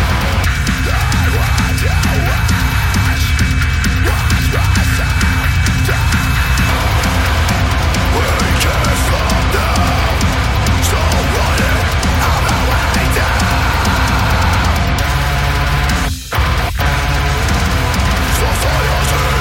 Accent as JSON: {"language": "English", "town": "Toronto", "region": "Ontario", "country": "Canada", "said": "I'm from Etobicoke here in Toronto, a little suburb"}